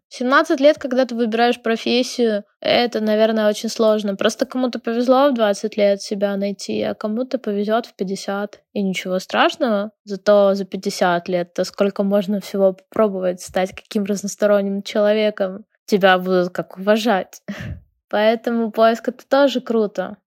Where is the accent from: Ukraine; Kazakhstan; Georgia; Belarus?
Ukraine; also born or lived in Lviv; Я из Украины, живу в городе Львове